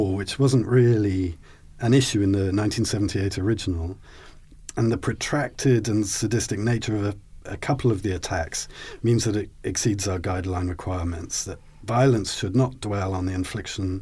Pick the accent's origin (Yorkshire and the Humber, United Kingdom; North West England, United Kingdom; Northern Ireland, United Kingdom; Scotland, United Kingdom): Scotland, United Kingdom; I'm Scottish